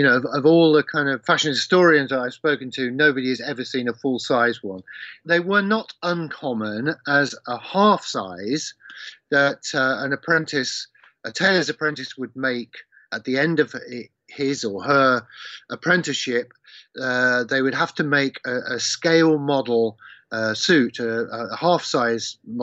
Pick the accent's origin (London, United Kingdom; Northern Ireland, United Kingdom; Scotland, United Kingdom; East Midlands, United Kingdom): East Midlands, United Kingdom; Leicester; my hometown in Leicester